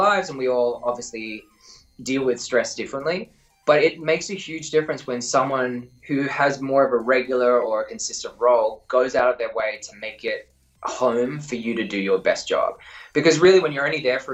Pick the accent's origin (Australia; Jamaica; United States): Australia; accent: Australian; moved away; also born or lived in Vancouver